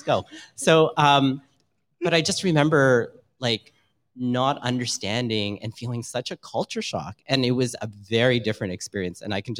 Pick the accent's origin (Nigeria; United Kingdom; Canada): Canada; Scarborough, Ontario; you, Membi, you and I grew up in Scarborough listening to a lot of R&B.